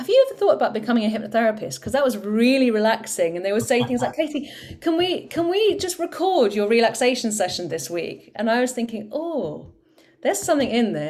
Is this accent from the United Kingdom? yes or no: yes; Cornwall, South West England, United Kingdom; I'm from Cornwall, and down in Cornwall we say proper job to everything